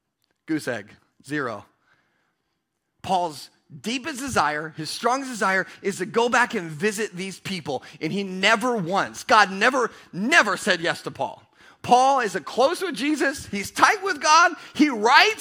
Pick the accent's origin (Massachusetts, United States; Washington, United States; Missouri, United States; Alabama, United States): Washington, United States; Pasco; I'm from Pasco